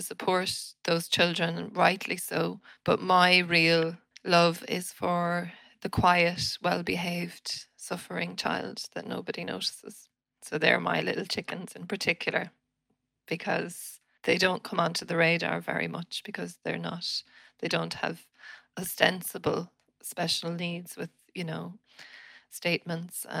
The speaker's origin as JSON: {"language": "English", "town": "Winnipeg", "region": "Manitoba", "country": "Canada", "tie": "born or raised there", "moved": "yes", "said": "I was born in Canada, in the city of Winnipeg"}